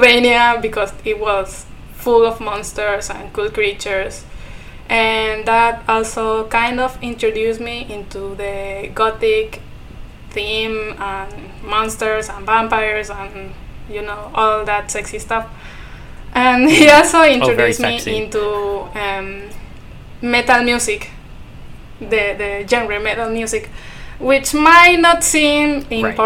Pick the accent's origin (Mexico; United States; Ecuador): Ecuador; first language Spanish; English is a second language; I am from Latin America. I'm Ecuadorian.